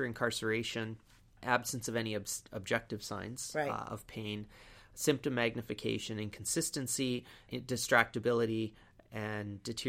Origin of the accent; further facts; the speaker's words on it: British Columbia, Canada; It's kind of mean, though, because as Canadians, we always pick on Ontario anyway.